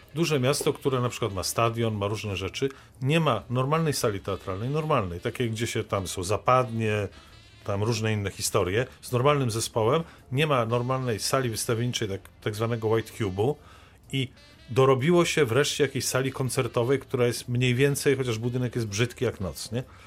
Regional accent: Wrocław, Lower Silesian Voivodeship, Poland; jestem z Wrocławia

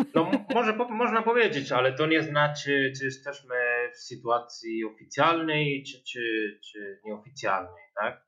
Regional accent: Granada, Andalusia, Spain; Polish is a second language; moved away as an adult; also born or lived in Málaga; now in Wrocław, Poland; ja jestem z Granady, ale byłem w Malace

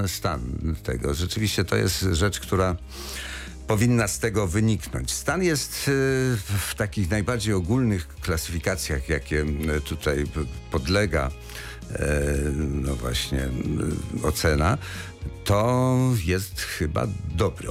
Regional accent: Wrocław, Lower Silesian Voivodeship, Poland; jako wrocławianin

